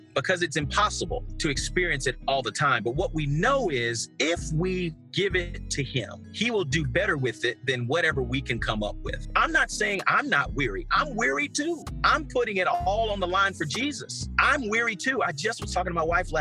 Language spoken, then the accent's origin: English; Jackson, Mississippi, United States; I'm a black man who was born and raised in Jackson, Mississippi